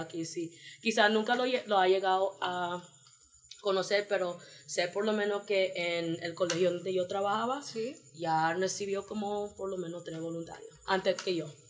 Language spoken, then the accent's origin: Spanish; New York, United States; moved away as an adult; now in Baranoa, Colombia; vengo de Nueva York, en los Estados Unidos